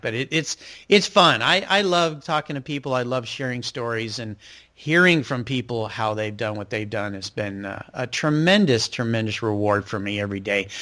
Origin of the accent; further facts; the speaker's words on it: Southern California, United States; now in Pacific Northwest, United States; where I grew up in Southern California